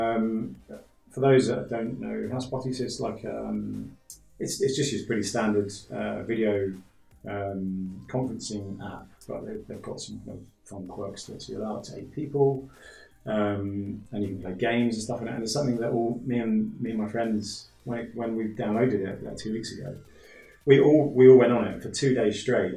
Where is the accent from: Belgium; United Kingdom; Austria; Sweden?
United Kingdom; London; now in Sliema, Malta; I'm from London originally.